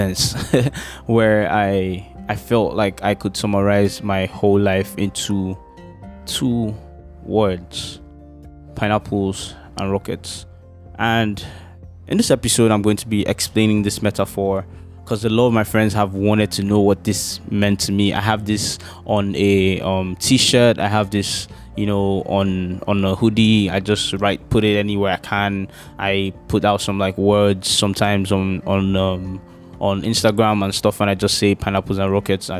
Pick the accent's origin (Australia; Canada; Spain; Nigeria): Nigeria; Lagos; I grew up in Okota Agopalasue in Lagos, which is like a part of like Lagos, Nigeria